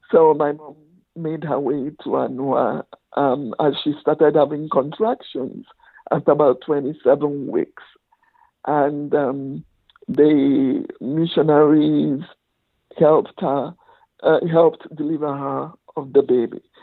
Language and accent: English; Aba, Abia, Nigeria; my childhood started in my village because most of the Igbo people ran to the villages to avoid the war